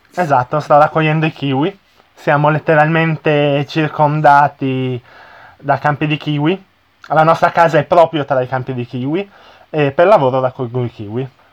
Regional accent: Italy; il mio paese, che magari non, ho, non l'ho viaggiato tantissimo

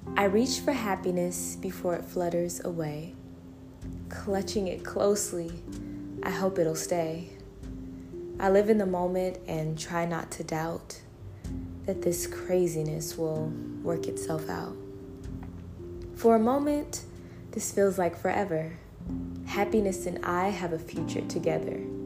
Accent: Las Vegas, Nevada, United States; now in Atlanta, United States; I was born in Las Vegas, Nevada, USA, and I now reside in Atlanta, Georgia, USA.

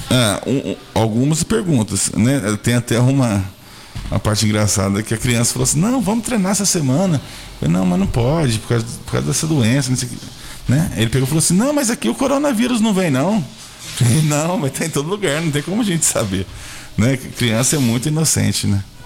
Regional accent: Santa Luzia, Brazil; Eu, eu sou nascido e criado em Santa Luzia

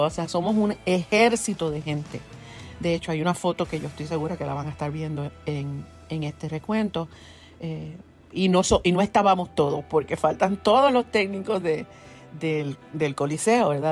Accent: Ponce, Puerto Rico; also born or lived in Mayagüez; nací en Ponce

